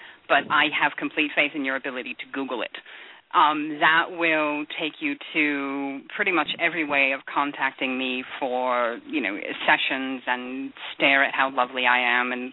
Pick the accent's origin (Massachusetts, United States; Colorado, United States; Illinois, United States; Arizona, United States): Massachusetts, United States; moved away as an adult; also born or lived in Kansas City, Missouri; I was raised in Massachusetts